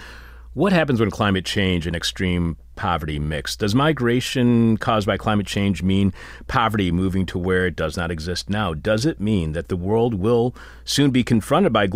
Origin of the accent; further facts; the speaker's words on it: Detroit, Michigan, United States; my hometown of Detroit.